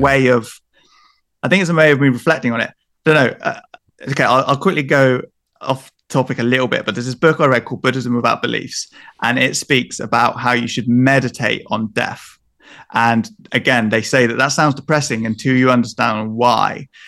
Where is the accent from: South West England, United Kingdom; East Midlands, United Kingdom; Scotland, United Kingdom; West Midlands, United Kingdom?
South West England, United Kingdom; Devon; I'm from Devon